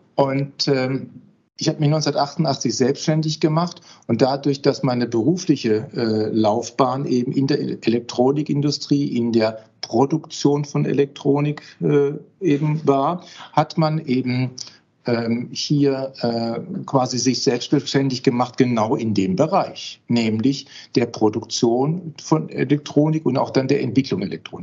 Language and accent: German; Heilbronn, Baden-Württemberg, Germany; moved away as an adult; also born or lived in Westphalia / Osnabrück; now in Paderborn, Germany; Ich bin zwar Westfaler, aber im Schwabenland aufgewachsen.